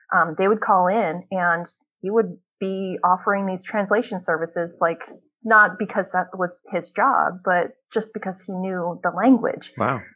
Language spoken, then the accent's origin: English; Ohio, United States; also born or lived in California; now in Northern Virginia, United States; I was born in California, and um, we moved from California when I was about seven uh, to live in Ohio